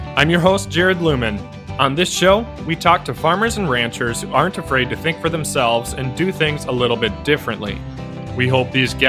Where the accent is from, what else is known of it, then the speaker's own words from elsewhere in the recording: Minnesota, United States; being a Minnesotan here